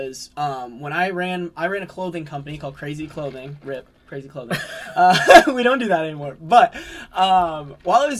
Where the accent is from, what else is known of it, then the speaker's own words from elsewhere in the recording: Arizona, United States; moved away as an adult; now in Ames, United States; I'm from Arizona